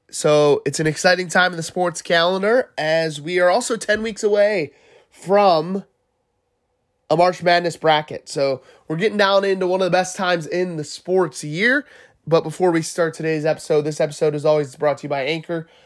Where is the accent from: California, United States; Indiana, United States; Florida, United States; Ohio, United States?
Ohio, United States; I'm from Ohio. I'm a Buckeye fan